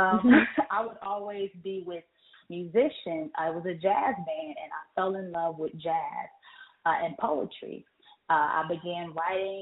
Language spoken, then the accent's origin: English; Pasadena, California, United States; also born or lived in Pine Bluff, Arkansas; now in Atlanta, United States; I am originally from Pasadena, California. I later moved to Pine Bluff, Arkansas, and now I reside in Atlanta, Georgia